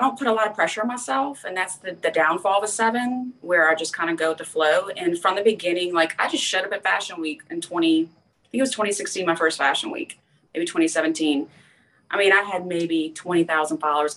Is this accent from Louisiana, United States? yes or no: yes; LaPlace, Louisiana, United States; born and raised in Louisiana in a little bitty town called Laplace